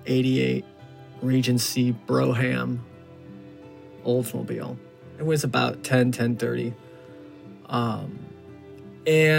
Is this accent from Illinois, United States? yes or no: yes; Chicago, Illinois, United States; I'm from Chicago